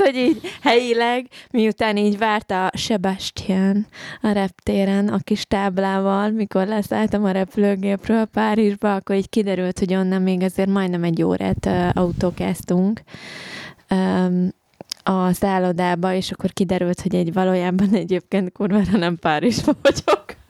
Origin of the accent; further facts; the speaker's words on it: Hungary; én se angol vagyok, hanem én is magyar vagyok, tehát hogy nekem ez tanult nyelv